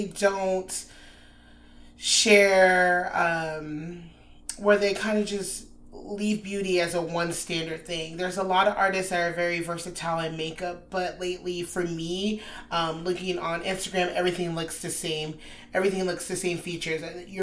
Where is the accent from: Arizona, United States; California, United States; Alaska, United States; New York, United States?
Alaska, United States; Anchorage; moved away as an adult; now in Austin, United States; I'm from Anchorage, Alaska, just transferred to Austin roughly 6 months ago